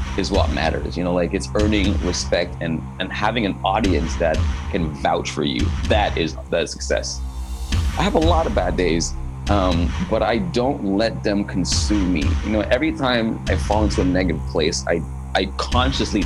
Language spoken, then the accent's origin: English; Nigeria; also born or lived in Germany; now in Canada; I'm a Nigerian-born, Canadian-living, dual citizenship, German-rooted singer, songwriter, producer